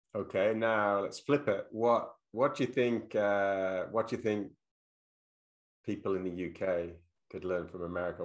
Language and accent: English; England, United Kingdom; also born or lived in London; now in United States; when I grew up in England, I lived mainly in the countryside